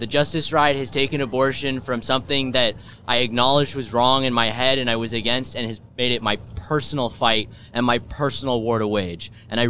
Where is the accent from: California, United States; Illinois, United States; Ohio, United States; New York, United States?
Ohio, United States; Cedarville; I hail from Cedarville, Ohio.